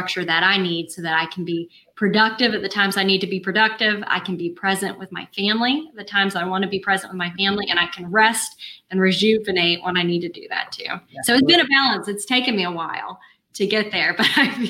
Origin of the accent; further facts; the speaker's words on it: Tallahassee, Florida, United States; I'm from Tallahassee. I've been here since I was 4 years old